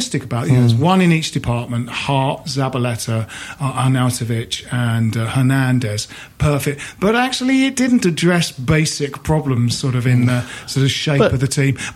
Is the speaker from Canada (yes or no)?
no; Bromley, London, United Kingdom; Jim and I grew up in Bromley